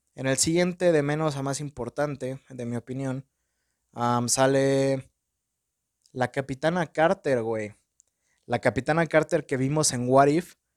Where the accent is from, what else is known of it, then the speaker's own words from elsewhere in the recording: Mexico; tengo mi acento en inglés bien pocho porque soy un pinche mexicano